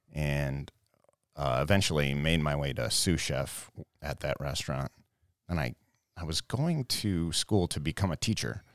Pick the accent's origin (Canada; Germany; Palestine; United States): United States; Brighton; I grew up right here in Brighton.